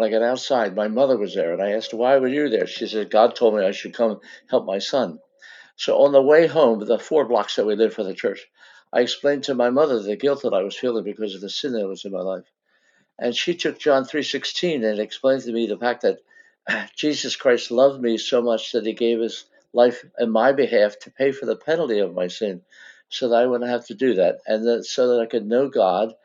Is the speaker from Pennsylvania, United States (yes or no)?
yes; Philadelphia, Pennsylvania, United States; born or raised there